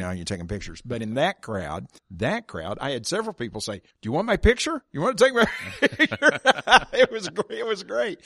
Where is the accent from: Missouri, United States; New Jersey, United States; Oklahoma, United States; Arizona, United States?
Oklahoma, United States; I grew up here in Oklahoma